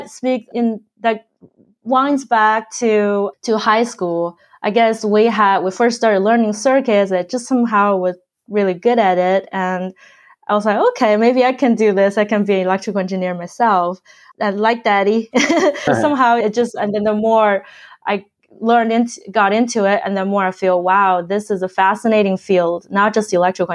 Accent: China; moved away; I grew up in China

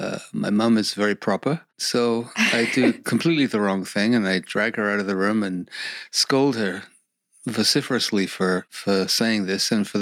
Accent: England, United Kingdom; moved away as an adult; now in Canada; I'm originally from England, came to Canada in 1973

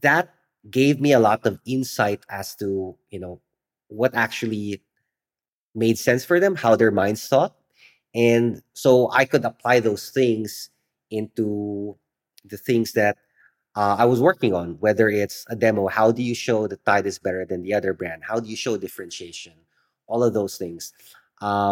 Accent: Philippines; growing up in the Philippines

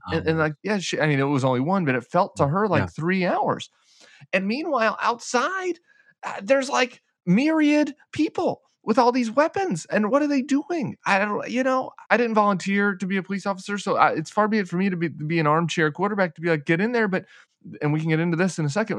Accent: Colorado, United States; in Colorado, in my home state

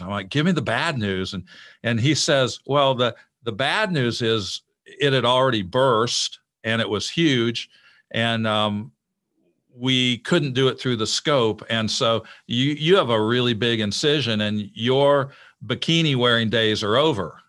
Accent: Illinois, United States; moved away as an adult; I grew up in Illinois

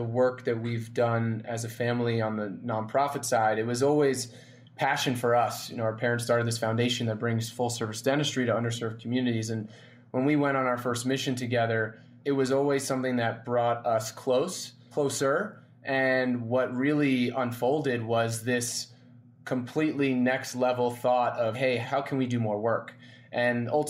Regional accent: New York City, New York, United States; We grew up in New York City or outside of New York City

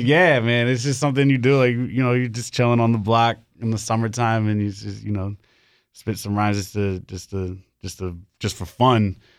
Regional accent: New York City, New York, United States; moved away as an adult; now in Raleigh, United States; I'm from the Bronx. Moved down here to Raleigh, like, five years ago

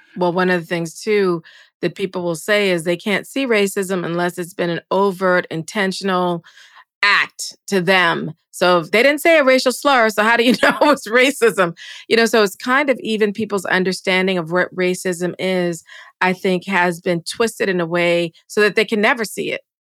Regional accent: United States; being American

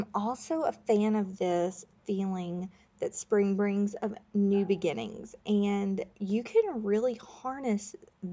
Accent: Florida, United States; I grew up in Florida

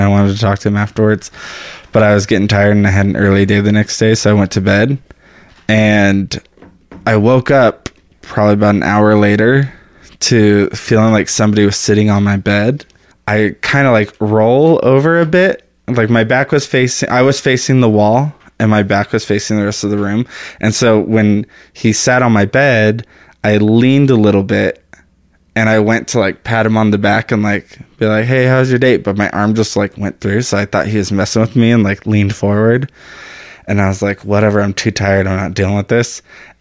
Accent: El Paso, Texas, United States; moved away; also born or lived in Austin, Texas; I'm from El Paso

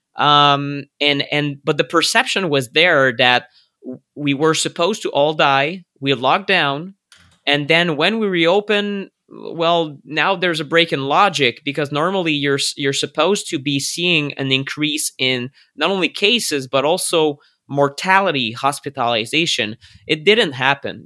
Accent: Canada; I'm a Canadian

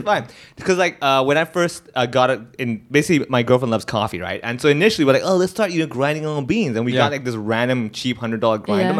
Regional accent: Hong Kong; Then again, when I travel and I do shows, I'm from Hong Kong.

